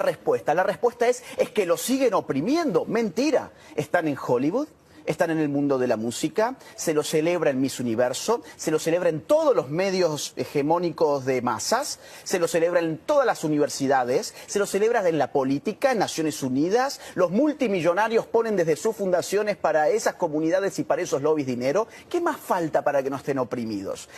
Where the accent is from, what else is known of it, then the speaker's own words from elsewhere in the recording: Córdoba, Argentina; Córdoba, de donde yo soy